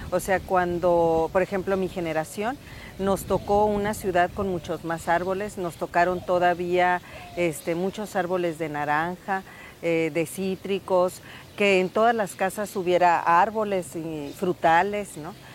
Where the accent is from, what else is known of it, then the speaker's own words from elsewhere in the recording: Sonora, Mexico; lo que somos como sonorenses